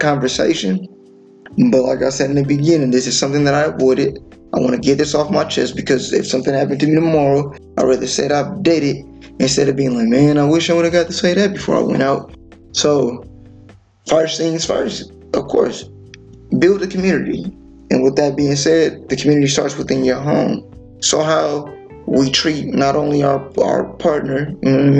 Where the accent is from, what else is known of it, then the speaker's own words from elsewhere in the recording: California, United States; being from California, bro, we can have two different blocks that are like literally a block away beefing with one another. You know, I'm from Seesaw, city full of Crips